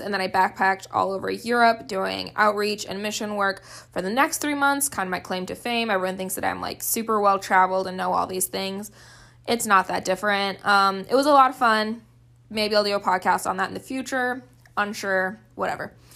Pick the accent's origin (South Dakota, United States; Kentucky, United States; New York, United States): South Dakota, United States; Gettysburg; I grew up in Gettysburg, South Dakota.